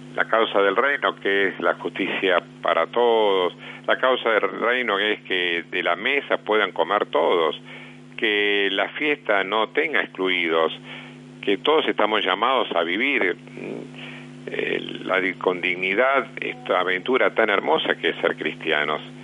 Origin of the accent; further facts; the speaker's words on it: Argentina; nosotros, los argentinos